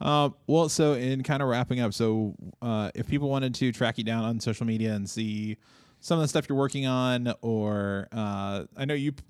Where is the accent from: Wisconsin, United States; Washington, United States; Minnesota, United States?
Minnesota, United States; I'm like, I grew up in Minnesota. Like it's a part of life.